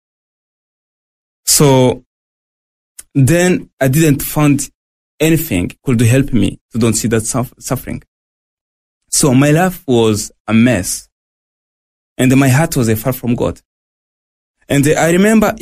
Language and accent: English; Burundi; moved away as an adult; also born or lived in Tanzania; now in Australia; I was born in Burundi, 1979.